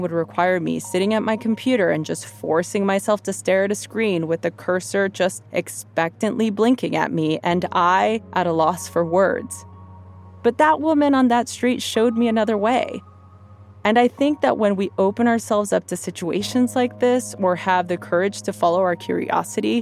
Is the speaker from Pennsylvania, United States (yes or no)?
no; Los Angeles, California, United States; I grew up in East Los Angeles